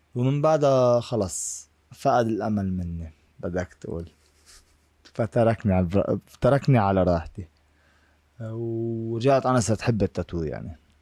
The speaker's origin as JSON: {"language": "Arabic", "country": "Lebanon", "tie": "born or raised there", "moved": "yes", "lives_now": "United States", "said": "العقلية اللي أنا طالع فيها من لبنان"}